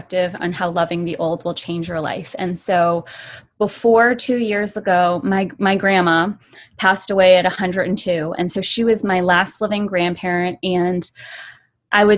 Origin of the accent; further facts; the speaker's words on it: United States; I'm Chinese American